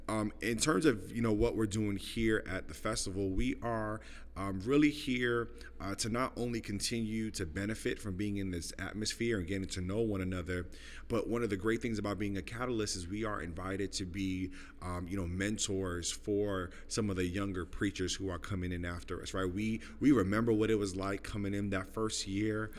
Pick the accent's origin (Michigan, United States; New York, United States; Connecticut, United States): New York, United States; New York City; moved away as an adult; also born or lived in Los Angeles, California / Des Moines, Iowa; I am originally from Brooklyn, New York. Uh, born and raised uh, in the neighborhood of East Flatbush